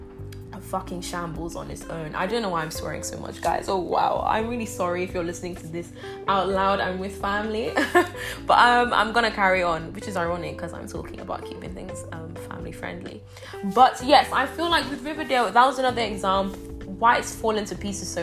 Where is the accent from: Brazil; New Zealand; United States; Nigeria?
Nigeria; now in England; growing up in Nigeria